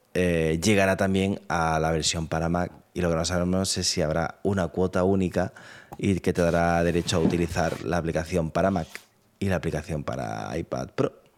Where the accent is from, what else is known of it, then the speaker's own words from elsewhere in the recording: Andalusia, Spain; also born or lived in Granada; somos los andaluces